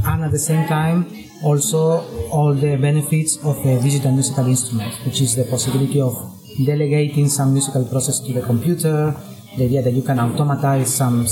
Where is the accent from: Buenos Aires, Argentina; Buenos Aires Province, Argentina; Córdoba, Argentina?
Córdoba, Argentina; moved away; I was born in Argentina